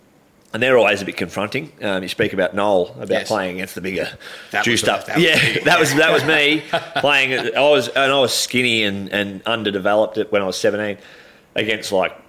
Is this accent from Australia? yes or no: yes; Shepparton, Victoria, Australia; also born or lived in Kilmore, Victoria; growing up in Shepparton